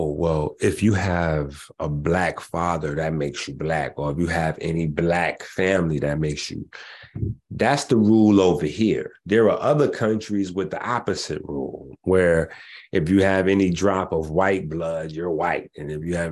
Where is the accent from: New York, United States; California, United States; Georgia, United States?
New York, United States; New York City; I'm from the Bronx, you know, 158th Street in the Bronx.